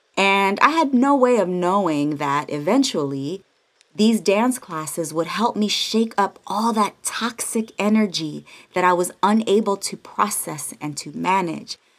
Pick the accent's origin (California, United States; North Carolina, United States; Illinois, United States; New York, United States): California, United States; the Bay Area; now in Los Angeles, United States; I'm from the Bay all day, San Francisco and Oakland alike. And since I moved